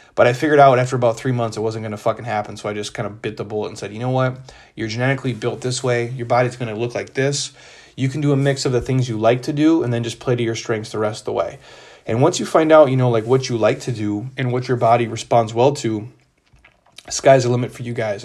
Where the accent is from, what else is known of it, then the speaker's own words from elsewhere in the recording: Midwest, United States; I grew up in the Midwest